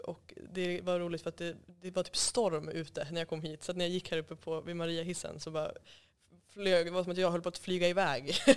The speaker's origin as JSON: {"language": "Swedish", "town": "Umeå", "region": "Västerbotten County", "country": "Sweden", "tie": "born or raised there", "said": "jag kommer ifrån Umeå och eh, är född och uppvuxen där"}